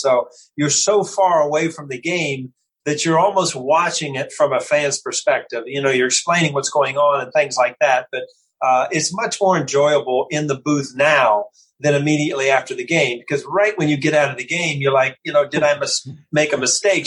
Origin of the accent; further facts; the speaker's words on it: Ohio, United States; moved away as an adult; I was born and raised in Ohio